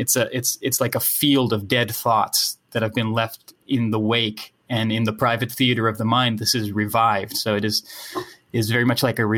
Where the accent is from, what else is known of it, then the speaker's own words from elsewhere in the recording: Netherlands; first language Dutch; English is a second language; English is my second language, you know, I'm from the Netherlands. Right. So Dutch is my first language